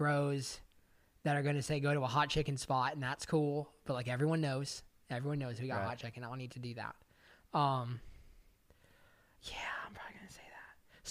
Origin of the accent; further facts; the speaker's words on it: Tennessee, United States; Cause I feel like where I grew up in Tennessee, like that puts me at home, you know?